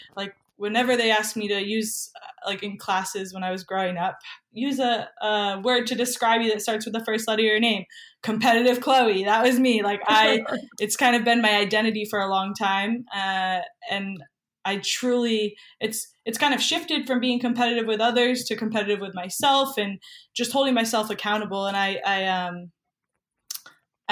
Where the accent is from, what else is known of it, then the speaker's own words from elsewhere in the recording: New Hampshire, United States; moved away as an adult; now in Santa Monica, United States; I'm actually from New Hampshire